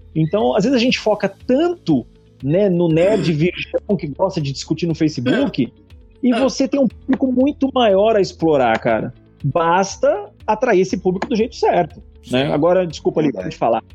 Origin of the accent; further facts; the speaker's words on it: São Paulo, Brazil; eu sou paulistano